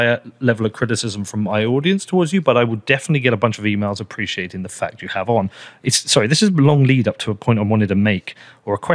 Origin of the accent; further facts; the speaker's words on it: United Kingdom; as a British person